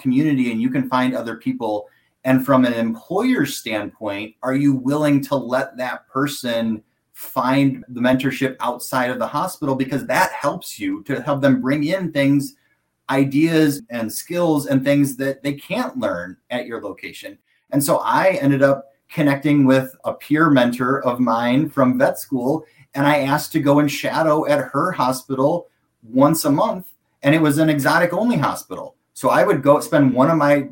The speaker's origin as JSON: {"language": "English", "country": "United States", "said": "I'm American"}